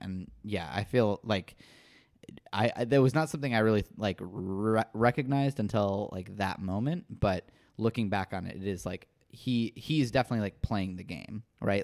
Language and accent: English; Midwest, United States; in the Midwest as well